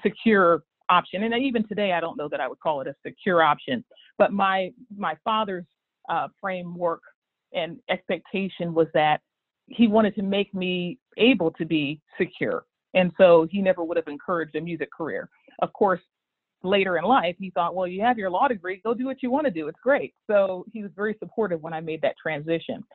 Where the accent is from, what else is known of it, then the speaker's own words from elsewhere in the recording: Dayton, Ohio, United States; I grew up in Dayton, Ohio, in sort of a kind of General Motors town